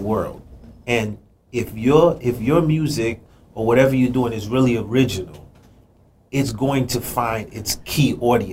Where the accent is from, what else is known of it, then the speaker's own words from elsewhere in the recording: New York City, New York, United States; also born or lived in Haiti / New Jersey; Born in Haiti, raised in Brooklyn, New York City, then moved to New Jersey.